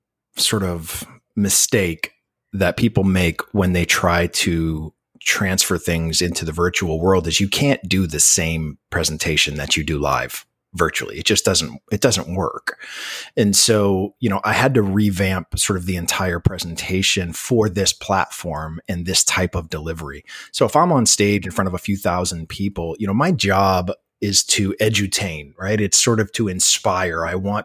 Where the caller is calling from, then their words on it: Cocoa Beach, Florida, United States; I'm calling you from Cocoa Beach, Florida, which is on the Atlantic side, about 45 minutes southeast of Orlando.